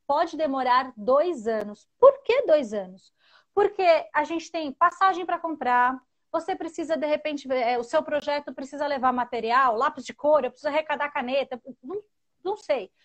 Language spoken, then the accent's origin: Portuguese; Santo André, São Paulo, Brazil; eu sou da capital, sou de São Paulo, Santo André, sou de Santo André, São Paulo.